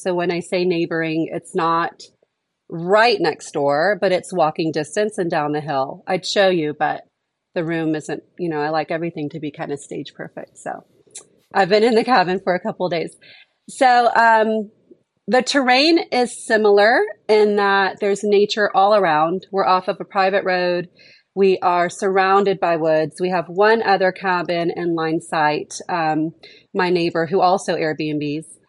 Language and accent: English; Houston, Texas, United States; also born or lived in Dallas, Texas / North Carolina / Monterrey, Mexico; I grew up in Texas, but I grew up in Houston where it's a little more urban.